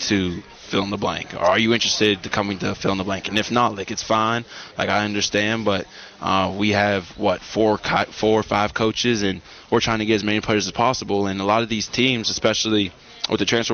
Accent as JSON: {"language": "English", "town": "Pittsburgh", "region": "Pennsylvania", "country": "United States", "tie": "born or raised there", "moved": "as an adult", "said": "I'm from Pittsburgh, Pennsylvania"}